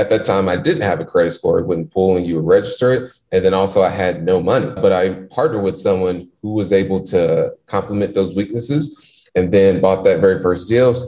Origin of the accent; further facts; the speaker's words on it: Indianapolis, Indiana, United States; born and raised in Indianapolis, Indiana, not so good parts of the city where when you tend to drive through the neighborhoods I grew up